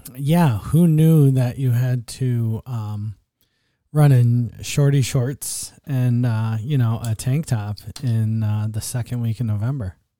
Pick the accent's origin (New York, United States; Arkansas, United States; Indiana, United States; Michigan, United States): New York, United States; Buffalo; I grew up in Buffalo